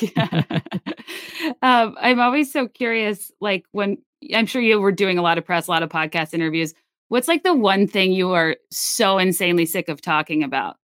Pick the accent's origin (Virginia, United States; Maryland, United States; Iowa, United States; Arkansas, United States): Virginia, United States; I'm from Virginia.